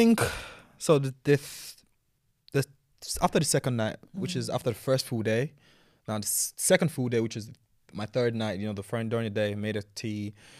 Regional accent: Nigeria; yeah, I grew up in Nigeria, man.

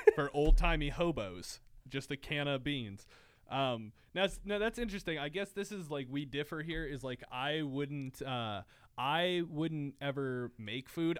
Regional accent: Erie, Pennsylvania, United States; I'm from what is now known as the center of the universe, Erie, Pennsylvania

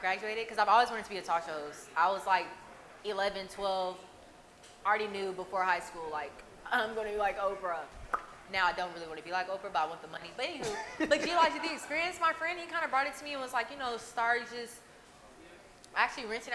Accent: Los Angeles, California, United States; now in Houston, United States; I'm from Los Angeles

